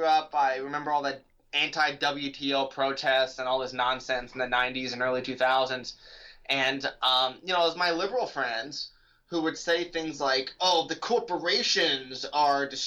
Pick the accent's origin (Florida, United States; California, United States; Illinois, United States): California, United States; moved away as an adult; now in Virginia, United States; I grew up in California. I went to public school in California.